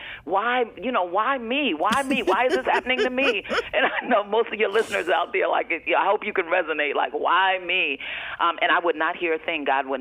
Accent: East Orange, New Jersey, United States; moved away; I'm originally from East Orange, New Jersey

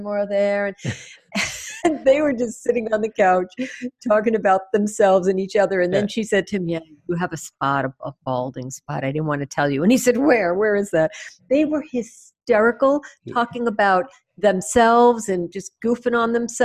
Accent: New York, United States; accent: New York; moved away; I'm from New York

